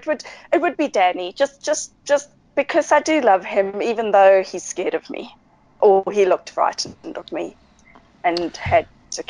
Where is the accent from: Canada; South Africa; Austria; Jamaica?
South Africa; and that I'm from South Africa